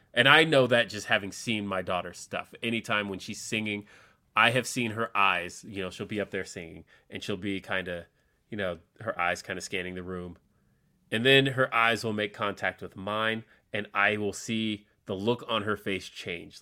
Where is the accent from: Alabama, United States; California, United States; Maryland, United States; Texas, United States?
California, United States; Los Angeles; moved away; I am from Los Angeles